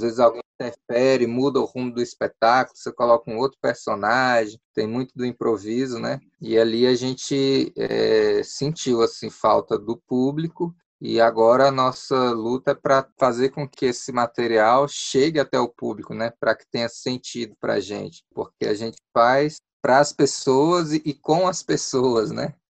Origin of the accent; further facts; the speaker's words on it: Ceilândia, Federal District, Brazil; Eu sou ceilandense, nasci em Ceilândia